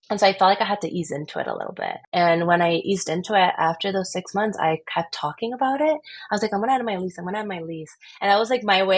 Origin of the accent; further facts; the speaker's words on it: Miami, Florida, United States; also born or lived in Lima, Peru / Chicago; I was born in Lima, Lima, Peru. All my family is Japanese descent. So we actually migrated to the US when I was 7. So I went to Chicago for 4, and then we went to Miami for the rest of it